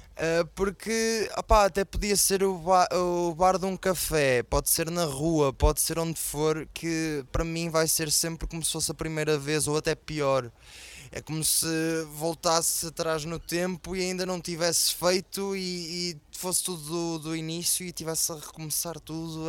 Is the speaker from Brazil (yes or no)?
no; Portugal; este ano foi a primeira vez que saí de Portugal